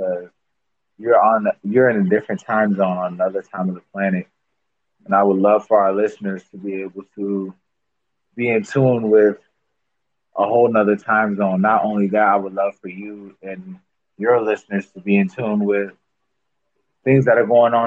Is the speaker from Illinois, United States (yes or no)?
yes; Chicago, Illinois, United States; now in Minnesota, United States; I'm originally from Illinois